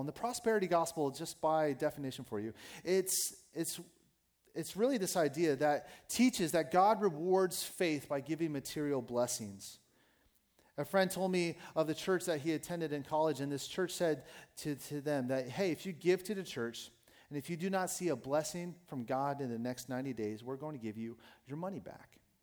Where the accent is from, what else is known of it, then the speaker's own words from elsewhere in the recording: United States; as Americans, we don't like to suffer well